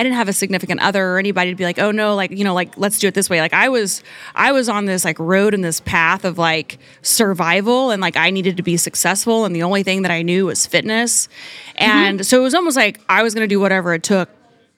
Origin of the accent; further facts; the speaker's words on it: Oklahoma, United States; I grew up in Oklahoma